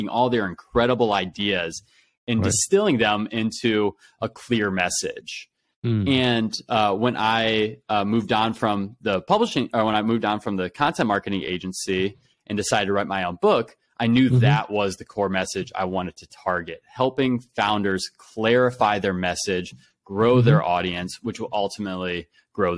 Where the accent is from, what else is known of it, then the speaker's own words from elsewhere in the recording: Ohio, United States; I grew up in Ohio